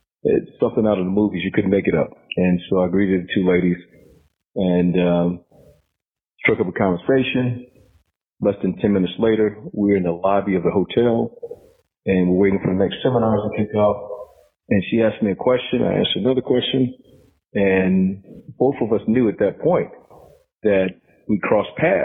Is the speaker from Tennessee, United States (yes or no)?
no; Augusta, Georgia, United States; moved away; also born or lived in Washington, D.C.; I was born in Washington, D.C. I grew up in East Augusta, Georgia